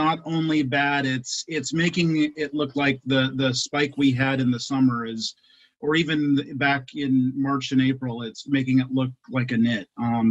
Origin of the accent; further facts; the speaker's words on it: Reno, Nevada, United States; now in Coachella Valley, United States; In my hometown of Reno, Nevada